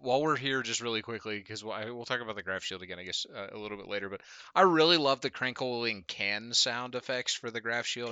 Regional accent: Murrysville, Pennsylvania, United States; growing up in Western Pennsylvania is very, uh, unique experience

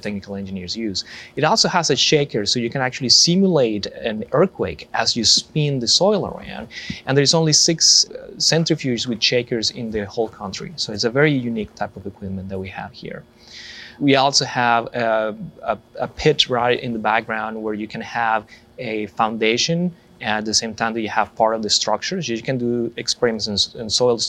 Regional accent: Colombia; moved away as an adult; now in United States; I'm originally from Colombia

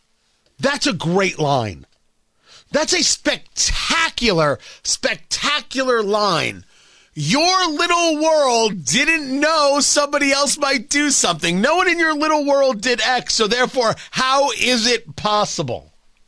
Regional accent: United States; I'm an American. Our country is being invaded right now.

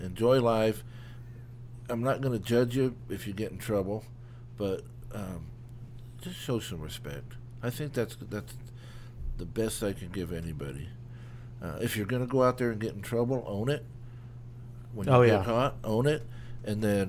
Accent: Indio, California, United States; also born or lived in Yuba City, California / Bay Area, California; I grew up in North Indio, which is a really, really, really rough area

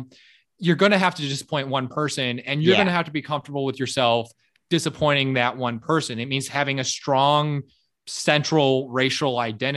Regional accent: Miami, Florida, United States; I grew up in Miami. So I grew up as a white

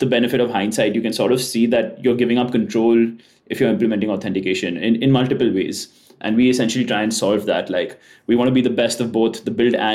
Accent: India; moved away as an adult; So I'm from India, but I'm currently moving to SF

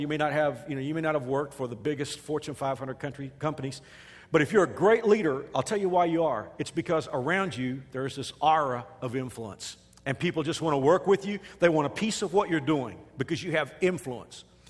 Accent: Texas, United States; moved away as an adult; now in Wichita, United States; I'm a Texan

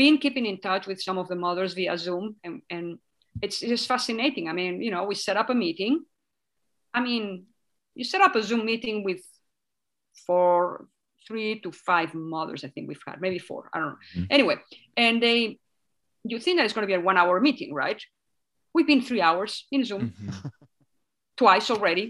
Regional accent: Catalonia, Spain; first language Spanish; English is a second language; moved away as an adult; now in Tucson, United States; It's the language that we speak where I grew up.

